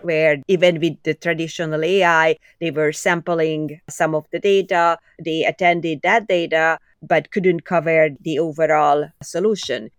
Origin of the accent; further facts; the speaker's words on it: Budapest, Hungary; English is a second language; moved away as an adult; now in Canada; I was born in Budapest, Hungary, as you could probably hear from my accent.